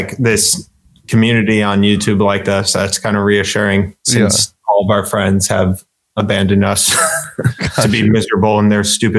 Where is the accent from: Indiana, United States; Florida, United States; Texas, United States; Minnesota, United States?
Indiana, United States; now in College Station, United States; Where are you from? And I'm like, Indiana.